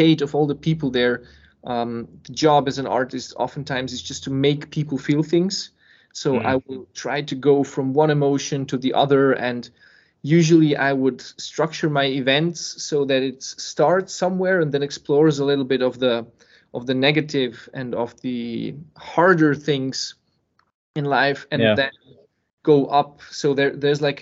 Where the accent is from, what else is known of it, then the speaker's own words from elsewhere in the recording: Serbia; moved away; also born or lived in Switzerland; born in Serbia and then I was living in Switzerland